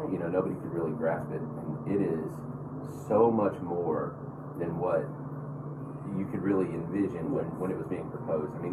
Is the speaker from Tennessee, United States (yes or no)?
yes; Smyrna, Tennessee, United States; I grew up in Smyrna